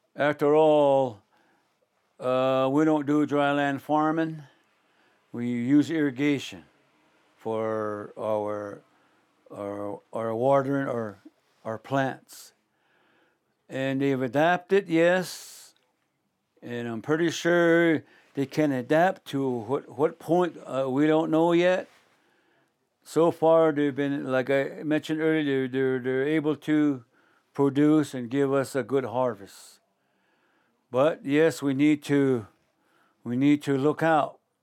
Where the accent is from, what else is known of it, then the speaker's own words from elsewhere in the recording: Shiprock, New Mexico, United States; I'm from Shiprock, New Mexico, in the northwest Four Corners area, in northwestern part of the state